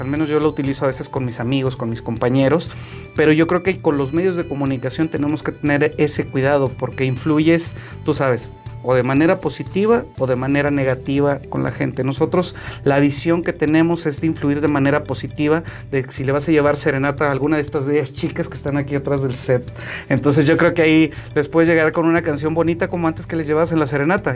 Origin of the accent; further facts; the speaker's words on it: Saltillo, Coahuila, Mexico; also born or lived in Italy; nosotros tenemos como mexicanos, como coahuilenses y como saltillenses